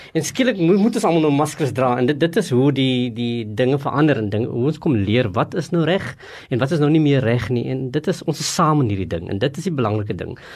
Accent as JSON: {"language": "Afrikaans", "country": "South Africa"}